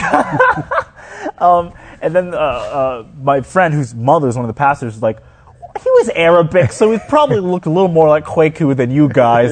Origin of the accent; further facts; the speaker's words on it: Houston, Texas, United States; a big church in my hometown was Fairfield Baptist Church. And maybe 30 minutes away was Joel Osteen